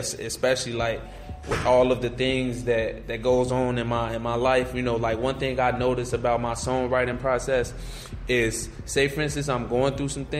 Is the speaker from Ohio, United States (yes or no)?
no; Chicago, Illinois, United States; I'm from the East Side, Shy, South Shore.